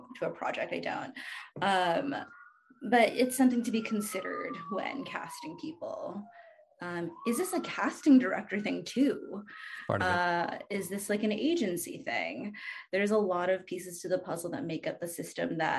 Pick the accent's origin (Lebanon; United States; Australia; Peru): United States; Boston, Massachusetts; I grew up in Boston.